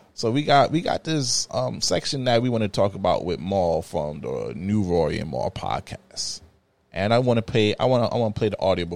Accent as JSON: {"language": "English", "town": "New York City", "region": "New York", "country": "United States", "said": "even though I'm from Brooklyn, though, and, you know, we have like an under hate beef with the Bronx"}